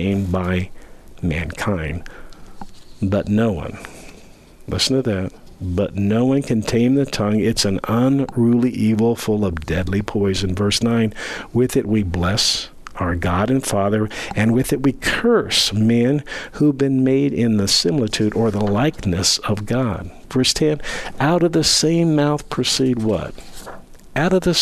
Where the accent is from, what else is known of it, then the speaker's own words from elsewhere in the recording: Southern California, United States; now in Granby, United States; Growing up in Southern California